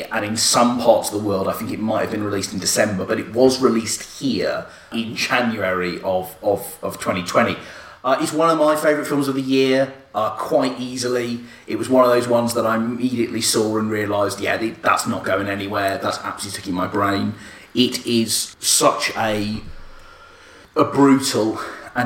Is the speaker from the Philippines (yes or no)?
no; United Kingdom; I'm British and I love being British.